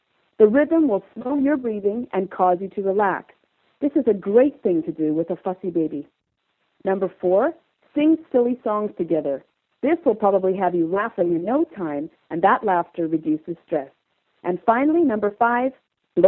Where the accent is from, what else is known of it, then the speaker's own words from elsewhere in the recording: Calgary, Alberta, Canada; I'm from Calgary, Alberta, Canada